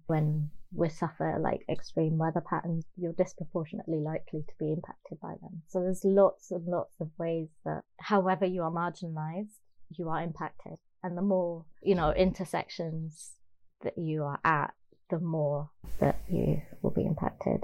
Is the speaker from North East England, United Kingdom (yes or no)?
no; Birmingham, West Midlands, United Kingdom; I grew up in Birmingham